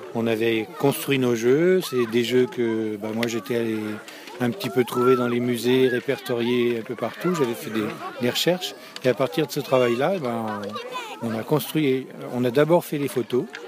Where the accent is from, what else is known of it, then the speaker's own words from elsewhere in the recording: Louviers, Normandy, France; on est chez nous, on est de Louviers, et on, bouge autour de Louviers.